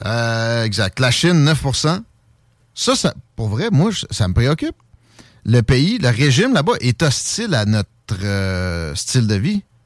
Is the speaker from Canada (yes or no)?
yes; Canada; je suis un Canadien français